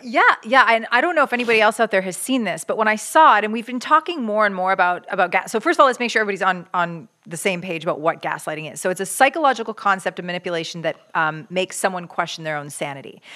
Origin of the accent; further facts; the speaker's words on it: Canada; I grew up in Canada